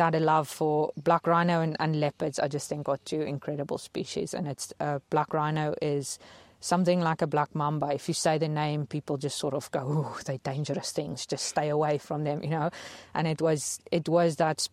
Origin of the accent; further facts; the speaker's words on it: Mpumalanga, South Africa; now in Eastern Cape, South Africa; I grew up in Mpumalanga in the northern part of South Africa